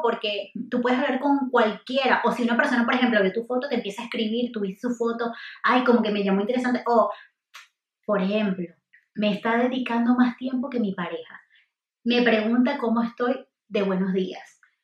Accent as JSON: {"language": "Spanish", "country": "Venezuela", "also_born_or_lived": "United States", "moved": "as an adult", "said": "me fui de Venezuela a estudiar a Estados Unidos"}